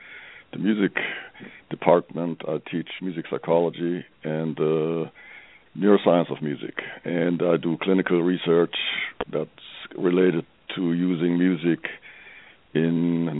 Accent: Germany; English is a second language; moved away as an adult; now in Colorado, United States; I'm from Europe, I'm from Germany, you may hear that from my accent.

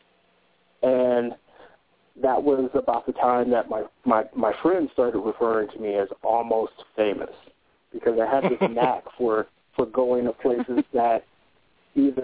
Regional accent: Detroit, Michigan, United States; moved away as an adult; also born or lived in California / Cincinnati; I'm from Detroit originally, born and raised in Detroit.

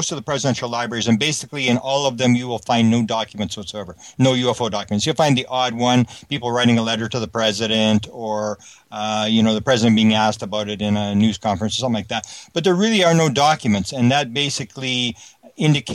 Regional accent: Canada; I'm a Canadian. I'm not even American

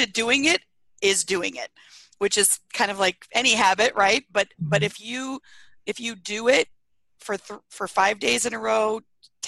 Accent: Iowa, United States; now in Arizona, United States; I grew up in Iowa

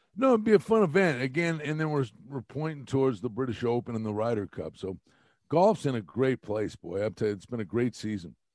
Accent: Wilkes-Barre, Pennsylvania, United States; I'm from Wilkes-Barre, which is like a half an hour from Long Pond

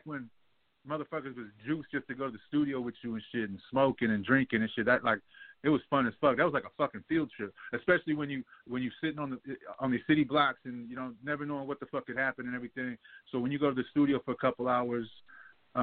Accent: San Francisco, California, United States; I'm coming from Frisco

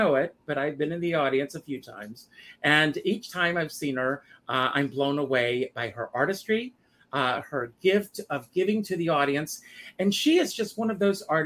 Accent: South Carolina, United States; moved away; I grew up on a tobacco farm pretty much in South Carolina

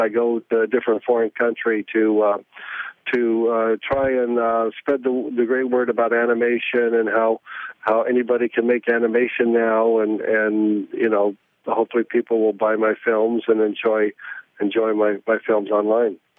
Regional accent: Oregon, United States; now in New York, United States; I'm from Oregon

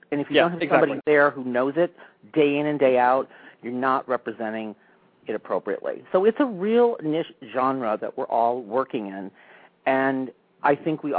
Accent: Milwaukee, Wisconsin, United States; I was born in Milwaukee, Wisconsin.

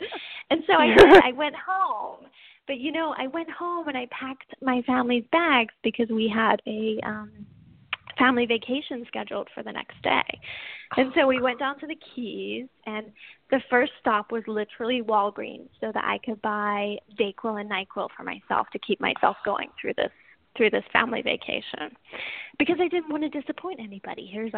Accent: England, United Kingdom; accent: English/Southern; now in United States; I'm actually from England originally, but I have been in the States for a long time. So my accent tends to go all over the place between English and Southern and anything in between, you know.

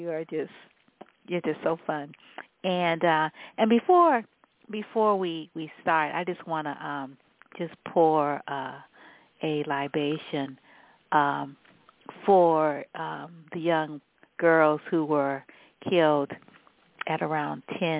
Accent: the South, United States; growing up in the South

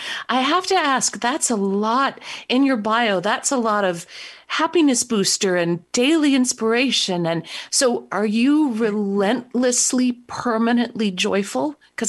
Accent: Midwest, United States; I was raised here in the Midwest, where I live now

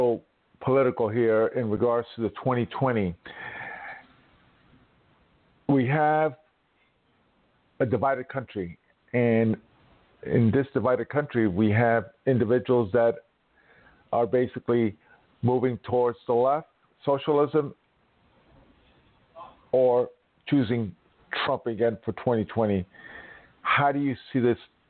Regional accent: New York City, New York, United States; I'm a New York City kid

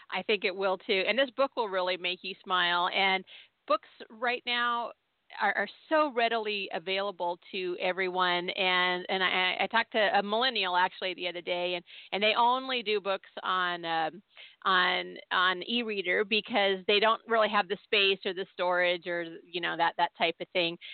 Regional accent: Southern California, United States; I grew up in Southern California, but we were always being hauled back to Tennessee every summer

